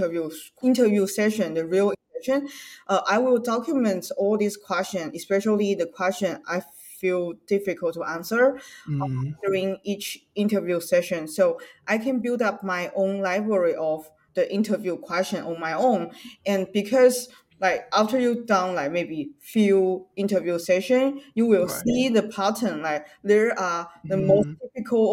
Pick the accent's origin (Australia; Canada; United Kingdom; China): China; English is a second language; now in United States; I'm from China, so English is not my native language